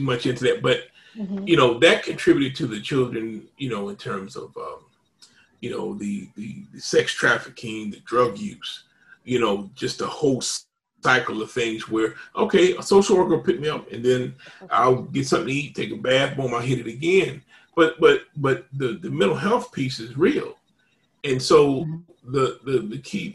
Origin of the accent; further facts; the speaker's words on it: Indianapolis, Indiana, United States; moved away; I'm originally from Indianapolis